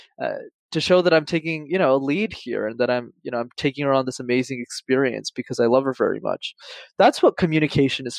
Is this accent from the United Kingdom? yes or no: no; Montreal, Quebec, Canada; When I was growing up in Montreal, I'm based in Canada